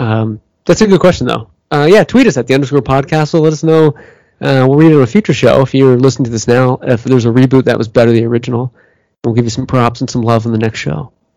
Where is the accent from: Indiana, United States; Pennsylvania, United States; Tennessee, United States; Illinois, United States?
Pennsylvania, United States; I'm from Pennsylvania